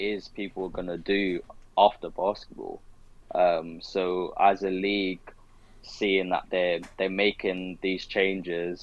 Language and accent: English; London, United Kingdom; also born or lived in Surrey / Worcester; growing up in London